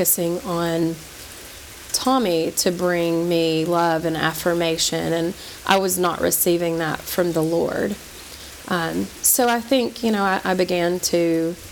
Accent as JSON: {"language": "English", "town": "Knoxville", "region": "Tennessee", "country": "United States", "tie": "born or raised there", "said": "I grew up in Knoxville, Tennessee, where we now reside."}